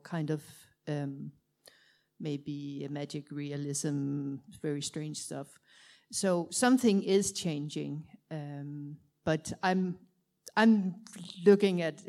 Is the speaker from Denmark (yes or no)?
yes; Denmark; I'm from Denmark